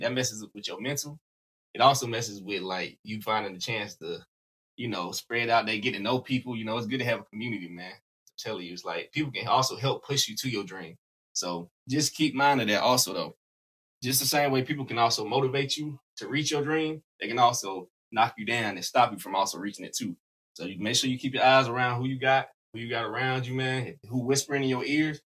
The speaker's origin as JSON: {"language": "English", "region": "South Carolina", "country": "United States", "said": "Y'all don't know. I'm from South Carolina."}